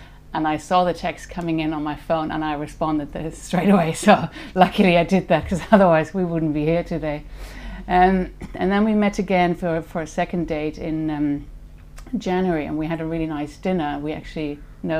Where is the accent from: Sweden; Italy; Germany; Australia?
Germany; moved away as an adult; also born or lived in Switzerland / Paris / Mauritius / Singapore; I was born in Germany in 1969. I went to school there, finished school, and then left